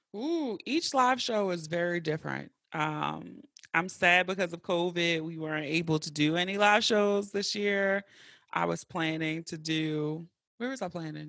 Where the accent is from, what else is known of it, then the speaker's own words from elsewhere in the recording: Baltimore, Maryland, United States; I grew up in West Baltimore, like, right at North and Pulaski